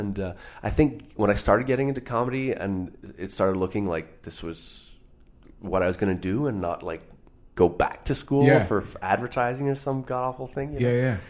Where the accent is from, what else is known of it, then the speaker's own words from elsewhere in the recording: Montreal, Quebec, Canada; now in Toronto, Canada; Montreal originally.